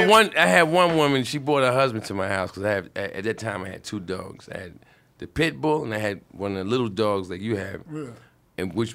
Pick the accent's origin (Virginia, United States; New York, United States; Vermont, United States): New York, United States; Brooklyn; And I'm from Brooklyn, crazy.